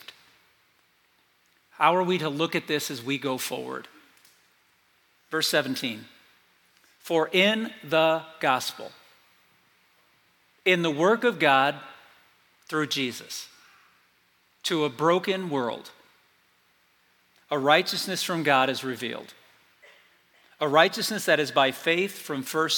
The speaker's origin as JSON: {"language": "English", "town": "South Bend", "region": "Indiana", "country": "United States", "tie": "born or raised there", "said": "I grew up in South Bend, Indiana, North Central Indiana"}